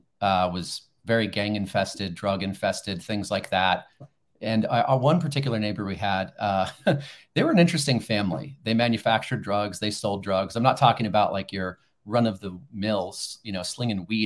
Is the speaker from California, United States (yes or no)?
yes; Los Angeles, California, United States; I'm a native Angeleno, right? I grew up in Los Angeles